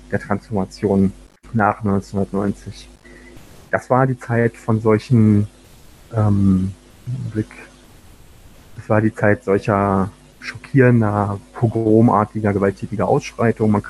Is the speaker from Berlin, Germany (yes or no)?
yes; Berlin, Germany; war dann in der ersten Hälfte der 90er Jahre, vor allen Dingen in Ostberlin, wo ich aufgewachsen bin, mit dem nahezu alltäglichen Straßenterror einer neofaschistischen Jugendbewegung konfrontiert